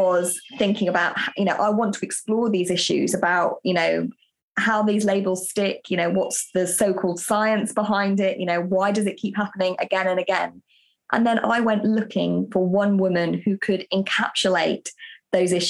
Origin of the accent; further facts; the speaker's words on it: United Kingdom; I'm British